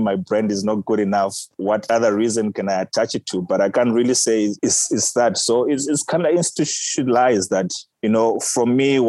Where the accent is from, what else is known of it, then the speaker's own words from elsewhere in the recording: Harare, Zimbabwe; moved away as an adult; now in South Africa; what I grew up eating back in Zimbabwe